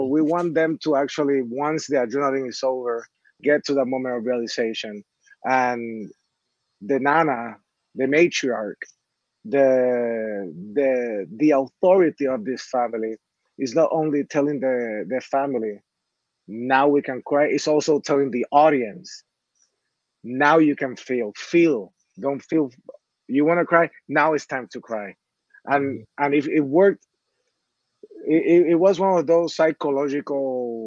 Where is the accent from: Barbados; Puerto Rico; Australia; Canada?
Puerto Rico; I'm from Puerto Rico